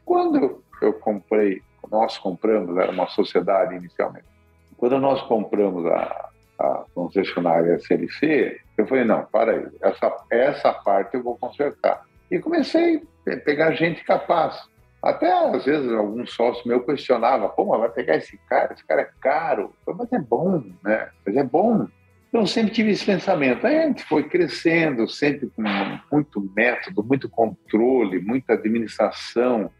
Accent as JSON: {"language": "Portuguese", "town": "Curitiba", "region": "Paraná", "country": "Brazil", "also_born_or_lived": "Rondonópolis", "moved": "yes", "said": "como nós somos de Curitiba"}